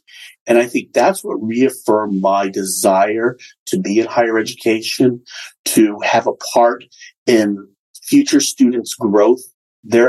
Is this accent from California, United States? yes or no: yes; Los Angeles, California, United States; Growing up in Los Angeles, going to Disneyland once a year was such a highlight